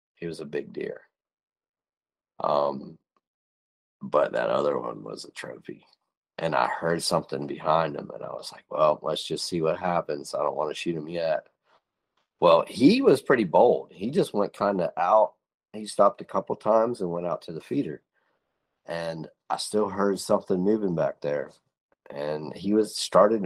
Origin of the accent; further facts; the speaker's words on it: Northwest Pennsylvania, United States; We grew up in Northwest Pennsylvania